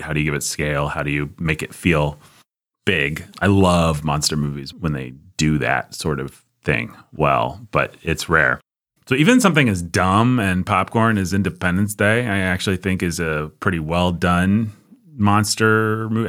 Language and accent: English; United States; I, as an American citizen